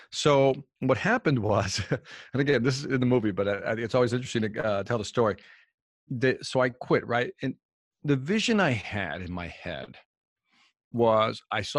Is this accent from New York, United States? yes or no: no; Chicago, Illinois, United States; Oh, but I'm from Chicago, so that was just music in the background to me.